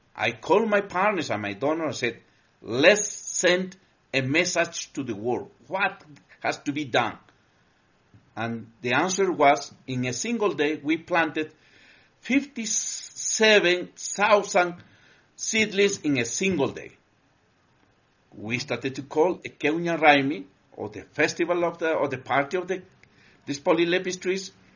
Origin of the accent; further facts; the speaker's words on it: Cusco, Peru; we come from the Andes. Uh, we we uh, basically we are based on Cusco, Peru, the center of the world